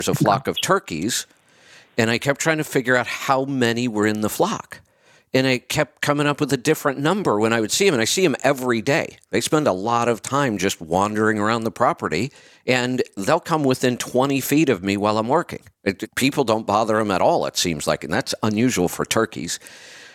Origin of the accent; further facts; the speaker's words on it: Northeast Ohio, United States; moved away; I grew up in Northeast Ohio.